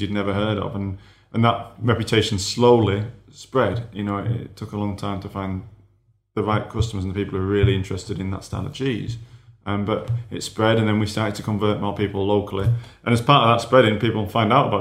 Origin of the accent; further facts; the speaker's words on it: Yorkshire and the Humber, United Kingdom; I'm a Yorkshireman